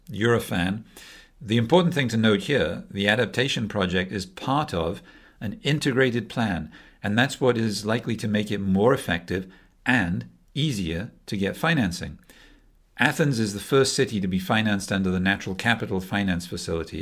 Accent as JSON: {"language": "English", "region": "Wales", "country": "United Kingdom", "said": "I'm from Wales, so I'm the …."}